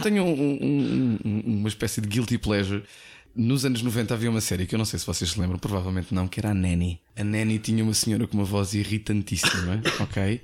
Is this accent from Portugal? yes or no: yes; Portugal; Nós em Portugal